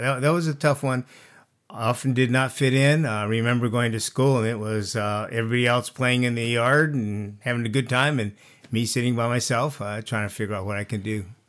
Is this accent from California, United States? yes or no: yes; Santa Barbara, California, United States; now in Carpinteria, United States; I was actually, uh, born and raised in Santa Barbara.